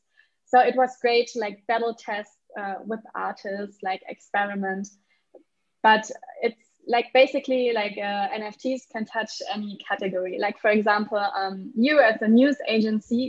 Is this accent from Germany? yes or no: yes; Germany; accent: German; English is a second language; now in Lisbon, Portugal; I'm German, so sometimes like my accent is not